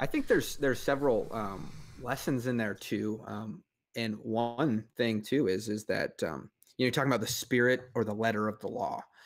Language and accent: English; Grand Island, Nebraska, United States; moved away; also born or lived in Kansas / Oklahoma; I grew up, uh, I grew up in Nebraska, uh, right off the, the banks of the Platte River